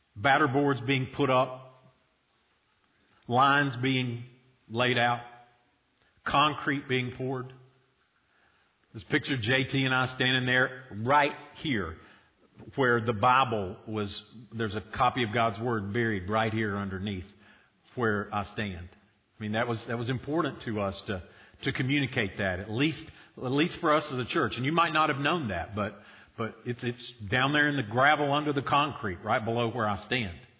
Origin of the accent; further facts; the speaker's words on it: United States